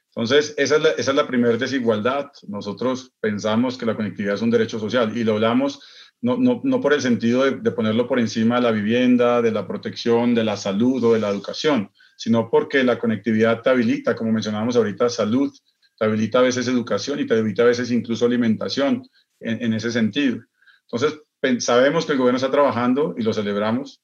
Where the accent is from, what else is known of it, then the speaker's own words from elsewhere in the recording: Bogotá, Colombia; moved away as an adult; also born or lived in Dubai; mi tierrita, en Bogotá